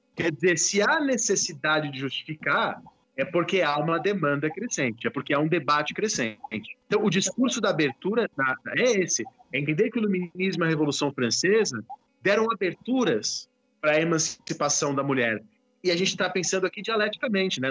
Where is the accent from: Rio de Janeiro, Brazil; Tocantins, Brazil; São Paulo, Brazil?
São Paulo, Brazil; eu sou de São Paulo